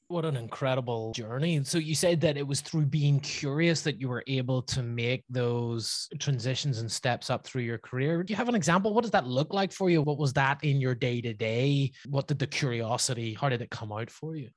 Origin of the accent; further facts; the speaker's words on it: Belfast, Northern Ireland, United Kingdom; my hometown of Belfast